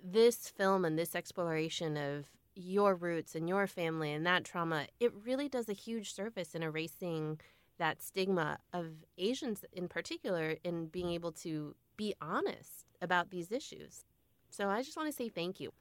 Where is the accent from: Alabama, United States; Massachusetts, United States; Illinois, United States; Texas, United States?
Illinois, United States; I grew up in Illinois